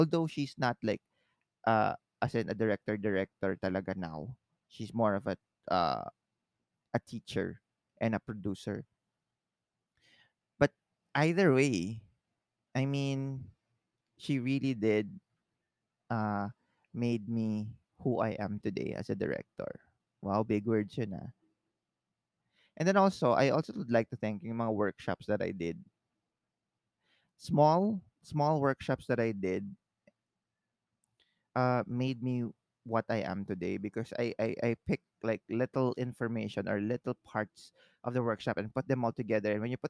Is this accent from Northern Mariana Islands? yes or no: yes; Northern Mariana Islands; now in Philippines; Because remember, I came from the Marianas Islands and came to the Philippines.